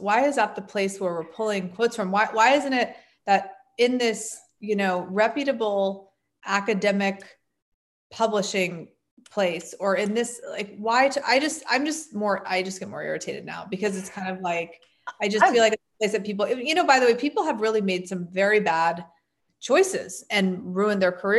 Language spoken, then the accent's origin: English; United States; As an American woman